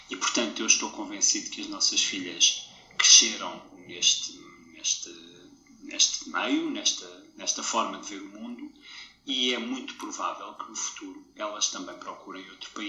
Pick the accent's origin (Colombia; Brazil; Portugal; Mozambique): Portugal; moved away as an adult; now in Denmark; isso não me torna dinamarquês. Eu sou português, eu nasci em Portugal, eu cresci em Portugal